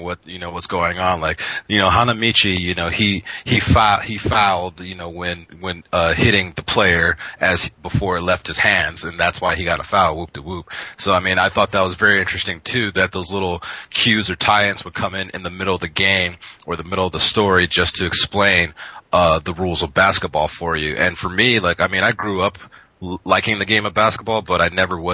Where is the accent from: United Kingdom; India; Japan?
Japan; growing up in Japan